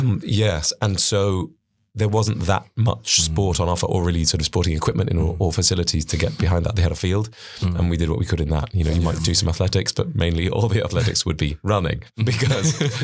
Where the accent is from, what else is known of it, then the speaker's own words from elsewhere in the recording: Wales, United Kingdom; I'm from Wales